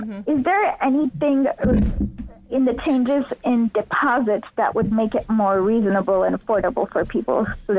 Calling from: New York, United States; I'm from New York.

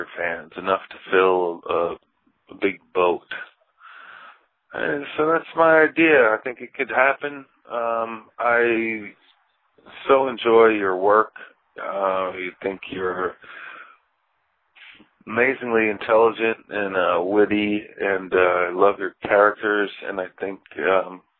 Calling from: Finger Lakes region of New York, United States; I'm calling from the Finger Lakes region of New York.

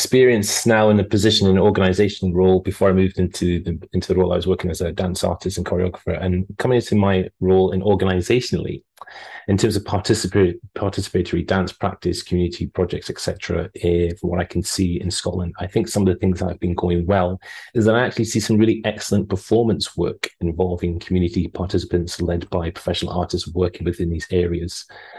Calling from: Australia; I would say good morning because I am calling you from Australia, where it's 4:23 at the moment.

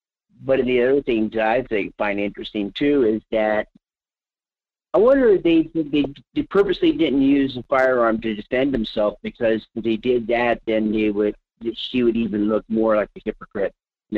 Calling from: Palmer, United States; from Palmer.

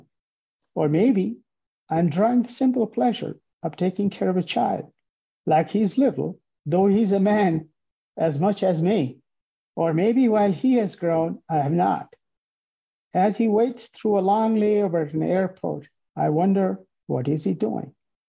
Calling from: Calgary, Alberta, Canada; I'm calling from Calgary, Canada.

